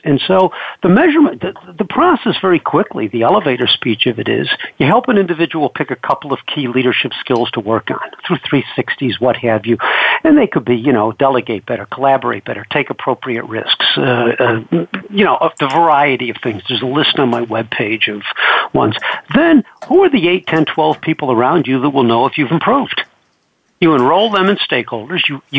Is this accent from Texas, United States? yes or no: no; New York, United States; Well, in 1980, I came out from New York, like you said, in the film business